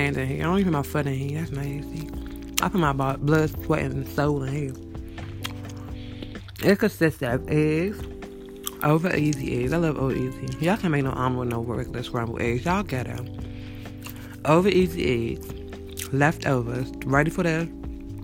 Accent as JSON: {"language": "English", "town": "Landover", "region": "Maryland", "country": "United States", "said": "I'm from Landover."}